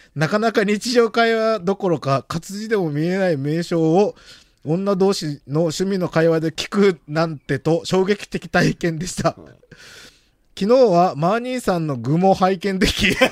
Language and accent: Japanese; countryside of Ozu, Ehime, Japan; 俺、大津の田舎にやってる田舎出身ですけど